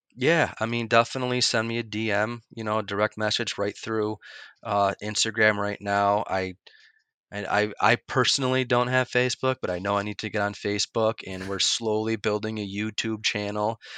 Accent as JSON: {"language": "English", "region": "upstate New York", "country": "United States", "also_born_or_lived": "Phoenix, Arizona", "said": "it's where my ties are, it's where my roots are, it's where all my friends and family, you know, are from"}